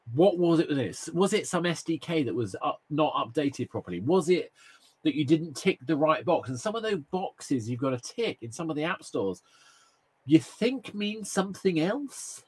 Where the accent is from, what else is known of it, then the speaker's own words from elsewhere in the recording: March, East of England, United Kingdom; now in London, United Kingdom; I, grew up in a, a, lovely place called March. It's a small town